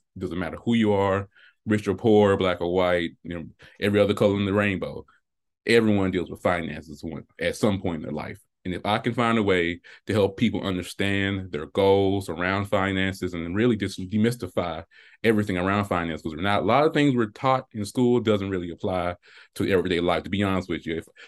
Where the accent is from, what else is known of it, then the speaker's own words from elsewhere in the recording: Selma, Alabama, United States; So growing up, I'm from Selma, Alabama, a small town